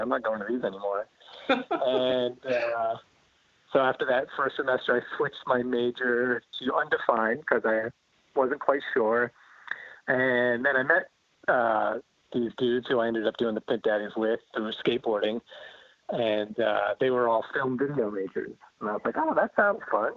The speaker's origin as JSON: {"language": "English", "town": "Flemington", "region": "New Jersey", "country": "United States", "tie": "born or raised there", "also_born_or_lived": "Maryland", "moved": "as an adult", "said": "I grew up in New Jersey, in central New Jersey, uh, Hunterdon County. So okay. this was Flemington."}